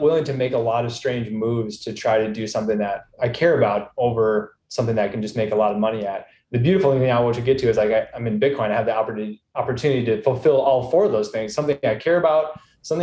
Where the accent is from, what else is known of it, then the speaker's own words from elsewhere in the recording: Minnesota, United States; now in Texas, United States; I'm from flyover country. I'm from Minnesota. Now I'm in Texas